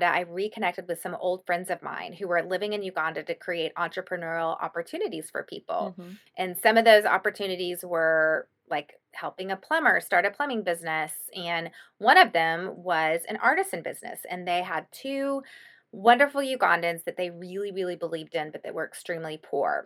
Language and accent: English; Austin, Texas, United States; I'm from Austin